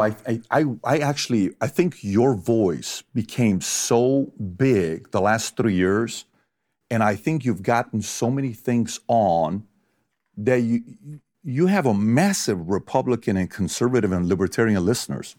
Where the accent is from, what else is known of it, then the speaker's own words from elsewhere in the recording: Iran; now in United States; I'm from Iran.